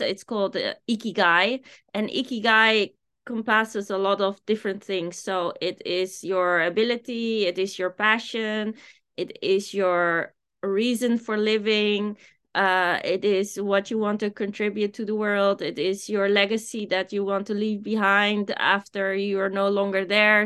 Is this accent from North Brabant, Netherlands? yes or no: no; Amsterdam, North Holland, Netherlands; moved away as an adult; also born or lived in Japan; I am from Amsterdam